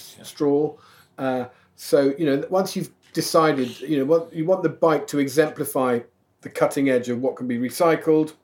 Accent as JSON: {"language": "English", "area": "Gloucestershire", "region": "South West England", "country": "United Kingdom", "tie": "born or raised there", "also_born_or_lived": "London", "moved": "yes", "said": "growing up in Gloucestershire, my mum and dad moved there about 1970. They moved out of London"}